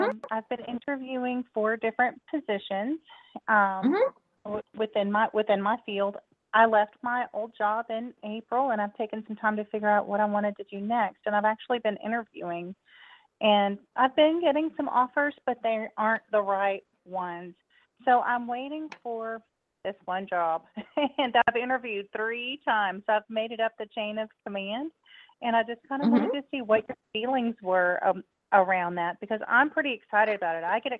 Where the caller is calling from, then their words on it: Texas, United States; I'm calling from Texas.